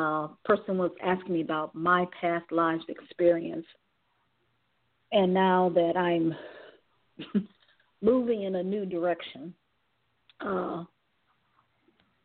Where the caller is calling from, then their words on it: Cleveland, Ohio, United States; from Cleveland, Ohio.